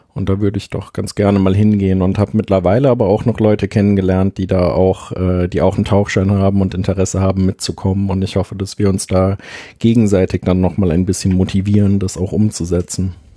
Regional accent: Linz am Rhein, Rhineland-Palatinate, Germany; in meiner Heimatstadt ähm, in Linz am Rhein gibt es sehr viele Fachwerkhäuser

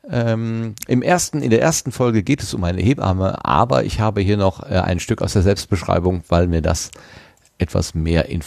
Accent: Germany; now in Austria; ich bin Deutscher, lebe in Österreich und arbeite ohnehin als Korrespondent, also als Österreich-Erklärbär für deutsche Medien.

